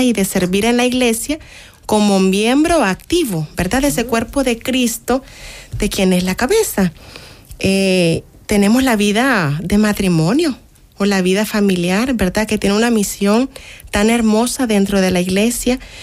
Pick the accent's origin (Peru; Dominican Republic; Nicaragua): Nicaragua; now in El Salvador; en mi país, de hecho, en Nicaragua